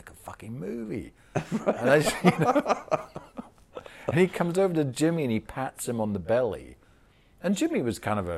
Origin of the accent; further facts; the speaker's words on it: England, United Kingdom; accent: English; moved away as an adult; also born or lived in Florida; as an Englishman